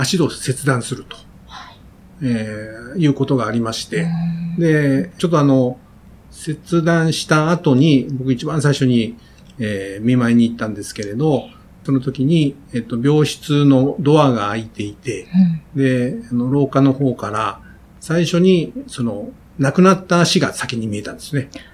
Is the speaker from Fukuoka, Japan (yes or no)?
yes; Chikugo, Fukuoka, Japan; moved away; 福岡の筑後市というところで